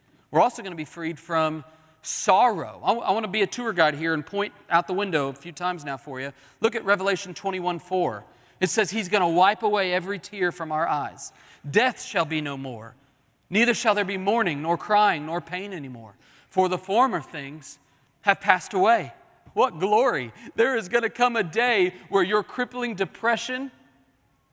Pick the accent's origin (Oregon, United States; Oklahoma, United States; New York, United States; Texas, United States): Oklahoma, United States; Oklahoma City; When I was growing up in Oklahoma City, we would drive from Oklahoma City to Kansas City to see my grandparents.